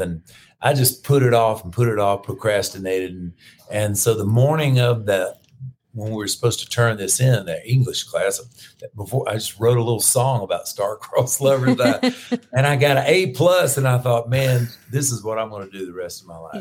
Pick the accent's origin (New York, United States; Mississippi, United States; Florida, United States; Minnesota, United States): Florida, United States; I'm from Florida